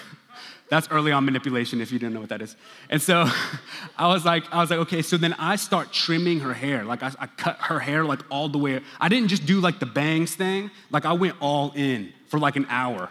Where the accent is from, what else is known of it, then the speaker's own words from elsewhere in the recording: Stillwater, Oklahoma, United States; now in Dallas, United States; I grew up in Stillwater, Oklahoma